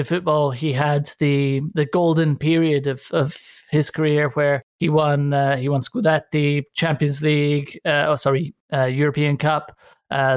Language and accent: English; Italy; I moved to Italy in 1986